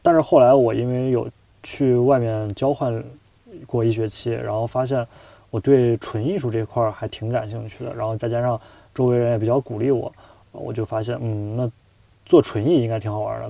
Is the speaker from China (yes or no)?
yes; China; moved away as an adult; now in Chicago, United States; 我们编剧课就我一个中国人